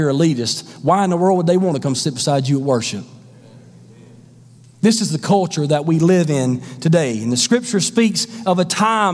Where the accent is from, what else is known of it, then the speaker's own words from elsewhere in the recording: the South, United States; I grew up in the South.